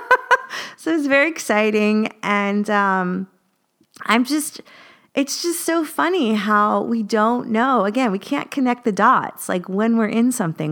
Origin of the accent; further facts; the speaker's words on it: United States; moved away as an adult; now in Paris, France; I'm an American, I'm an expat